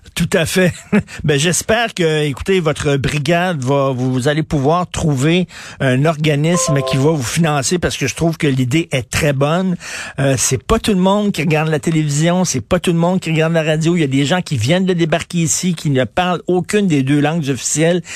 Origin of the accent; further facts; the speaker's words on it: Montreal, Quebec, Canada; je viens de Verdun, donc je connais assez bien Ville La Salle